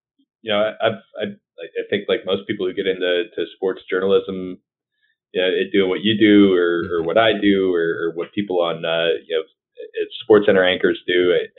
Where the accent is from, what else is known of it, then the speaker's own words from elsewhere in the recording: Wisconsin, United States; moved away as an adult; now in Louisiana, United States; which is how I wound up here in Louisiana. I'm from Wisconsin originally.